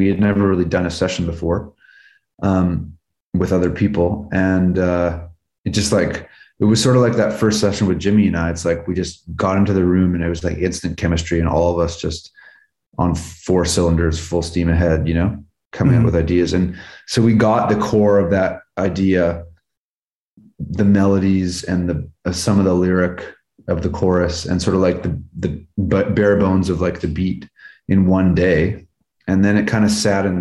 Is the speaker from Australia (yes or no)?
no; Vancouver, British Columbia, Canada; now in Los Angeles, United States; growing up in Vancouver, you kind of, you know, my dad's from Scotland.